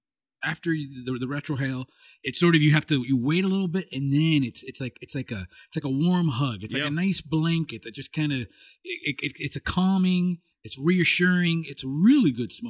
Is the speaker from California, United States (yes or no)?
yes; California, United States; I'm being from Southern California, we're very, you know, area code snobby.